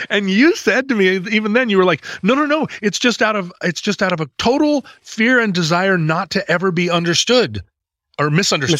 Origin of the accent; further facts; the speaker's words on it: United States; as an American